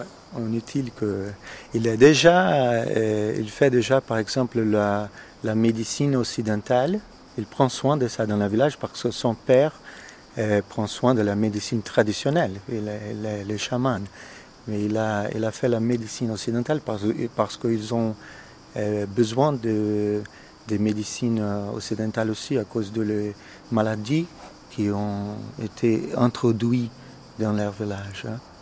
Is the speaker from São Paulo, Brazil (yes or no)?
yes; São Paulo, Brazil; French is a second language; moved away as an adult; also born or lived in England / United States; je suis né au Brésil d'une famille italienne, mais je suis brésilien. Dans quel état L'état de São Paulo, à la ville de São Paulo la plus grande ville au Brésil